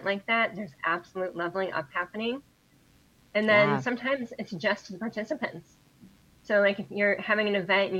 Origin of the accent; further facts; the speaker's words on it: Ohio, United States; we're from Ohio